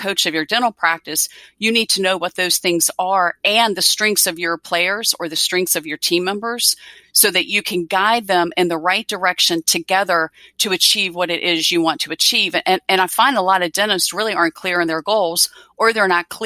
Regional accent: Virginia, United States; I'm from Virginia and I'm in big ACC country here

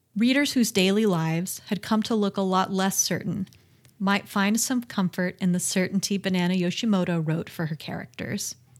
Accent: United States; I'm American

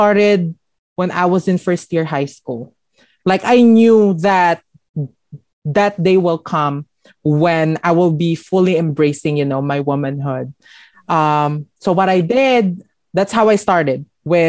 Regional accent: Parañaque, Metro Manila, Philippines; moved away as an adult; now in Los Angeles, United States; I was born and raised from Parañaque City

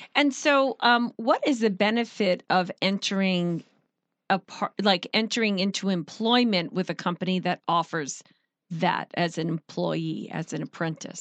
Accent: Long Island, New York, United States; moved away; I'm from Long Island

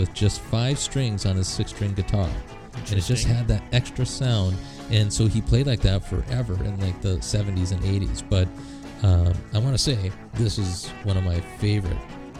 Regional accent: Duluth, Minnesota, United States; my hometown of Duluth, Minnesota

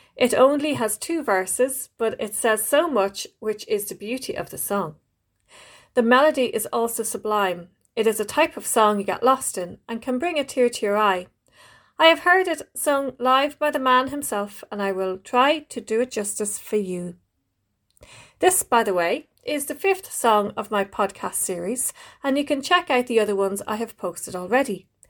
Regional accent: Ireland

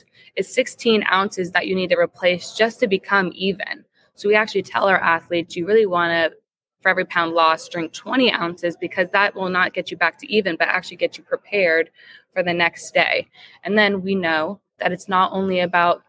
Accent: Jacksonville, Florida, United States; also born or lived in Tallahassee, Florida; born and raised in Jacksonville, Florida, which is just a nice coincidence that I'm back home now

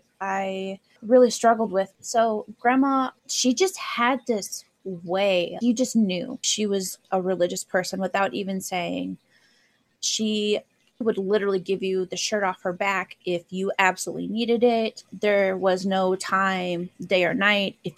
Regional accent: Iowa, United States; I grew up in the Midwest, Iowa

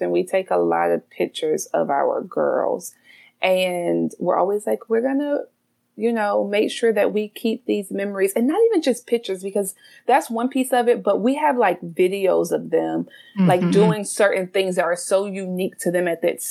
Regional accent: South Carolina, United States; now in Baltimore, United States; I'm originally from the South. So I'm a South Carolina girl

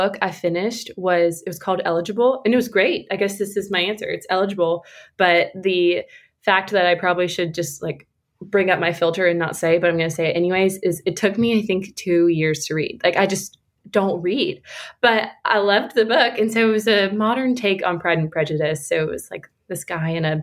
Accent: Atlanta, Georgia, United States; I am from Atlanta, Georgia, and I still live here in Atlanta, Georgia

